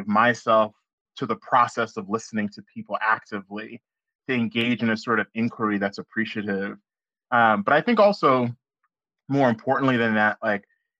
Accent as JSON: {"language": "English", "region": "Oklahoma", "country": "United States", "tie": "born or raised there", "said": "growing up in Oklahoma"}